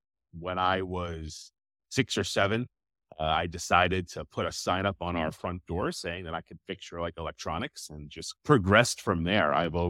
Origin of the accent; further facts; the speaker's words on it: New York, United States; so I'm like originally from New York.